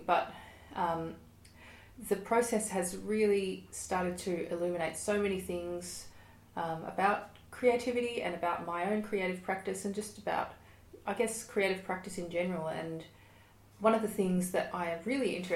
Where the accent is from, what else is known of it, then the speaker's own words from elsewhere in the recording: Melbourne, Victoria, Australia; I am a musician from Melbourne, Australia